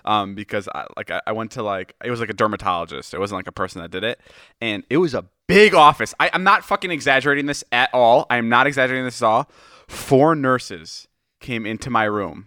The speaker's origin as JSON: {"language": "English", "town": "Chicago", "region": "Illinois", "country": "United States", "moved": "yes", "said": "I'm from Chicago"}